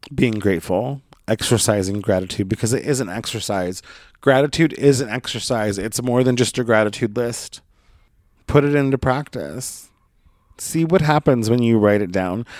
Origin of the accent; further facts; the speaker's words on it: Brookings, Oregon, United States; moved away; my hometown, and I'll just let you Google Brookings, Oregon